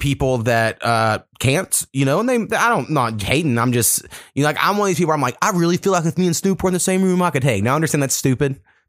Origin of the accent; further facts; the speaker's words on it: Oklahoma, United States; I grew up about 4 miles from Texas, something like that. My hometown's right on the border. And so therefore, I kind of hate Texas in a way.